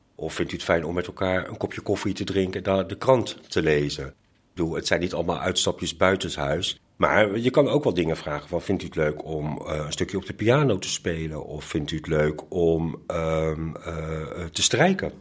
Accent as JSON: {"language": "Dutch", "town": "Delft", "region": "South Holland", "country": "Netherlands", "said": "ik ben een Delftenaar en mijn partner ook"}